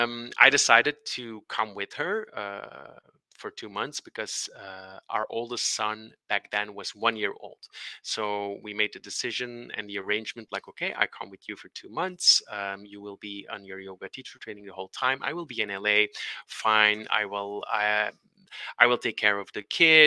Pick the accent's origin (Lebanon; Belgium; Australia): Belgium; also born or lived in Brussels, Belgium; we're from Belgium